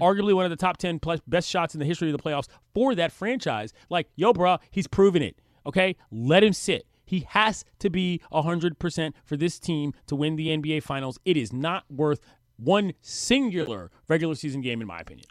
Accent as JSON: {"language": "English", "town": "Washington", "region": "District of Columbia", "country": "United States", "moved": "as an adult", "said": "I'm from the District of Columbia. I moved here a year ago"}